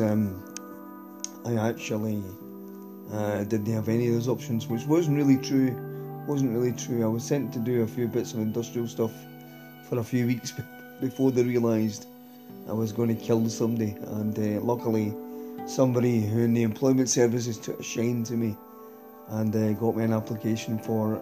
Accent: Glasgow, Scotland, United Kingdom; I'm from Glasgow, I'm a male, I'm expected to either be a Ranger supporter or a Celtic supporter or work in the shipyards

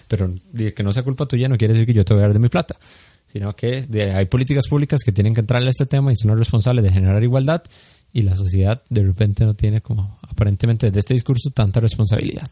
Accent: Costa Rica; nuestro país

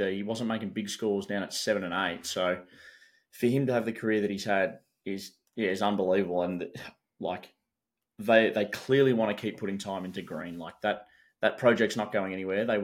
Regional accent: Australia; but like me as an Aussie cricket fan

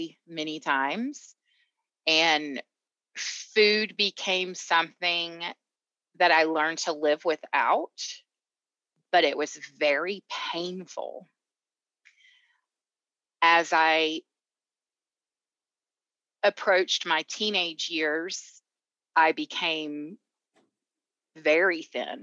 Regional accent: Atlanta, Georgia, United States; now in Colorado, United States; I am originally from Georgia, Atlanta, hence the accent.

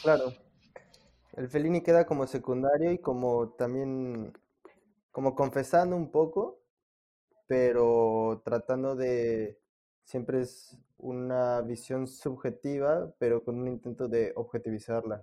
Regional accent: Mexico City, Mexico; los tres somos de la Ciudad de México

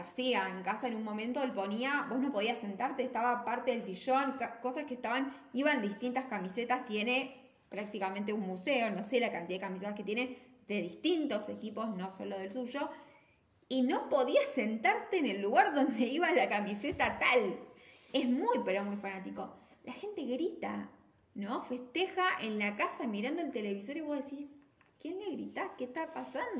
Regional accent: Argentina; nosotros también como argentinos

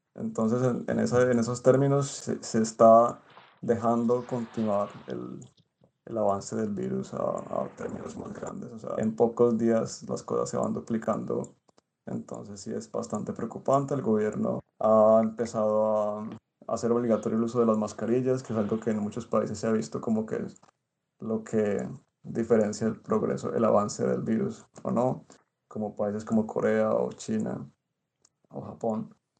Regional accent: Cali, Valle del Cauca, Colombia; moved away as an adult; now in Izmir, Turkey; soy artista místico de Cali

